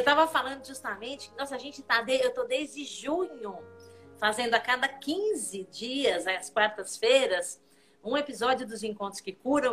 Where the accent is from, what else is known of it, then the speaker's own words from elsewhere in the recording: Portugal; sou portuguesa, né, não sou alemã